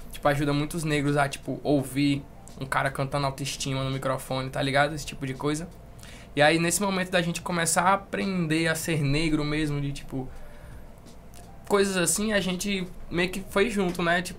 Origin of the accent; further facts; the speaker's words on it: Brasília, Federal District, Brazil; born there; also born or lived in Manaus; Basicamente, eu nasci em Brasília. E aí a gente morou em Manaus, depois veio pra cá.